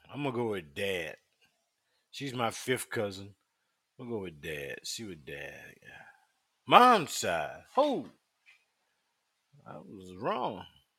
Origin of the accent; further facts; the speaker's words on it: South Carolina, United States; and we grew up in South Carolina